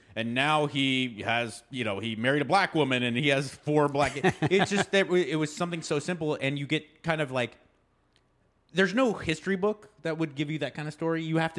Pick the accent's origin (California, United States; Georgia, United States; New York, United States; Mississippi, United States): California, United States; Pasadena; Jackie Robinson grew up where I grew up in Pasadena.